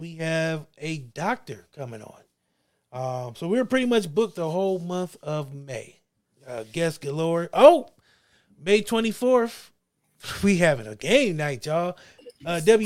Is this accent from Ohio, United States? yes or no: yes; Akron, Ohio, United States; I'm from Akron